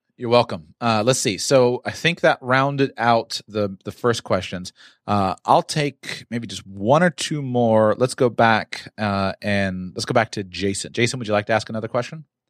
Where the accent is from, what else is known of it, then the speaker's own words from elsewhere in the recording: United States; Growing up in the United States of America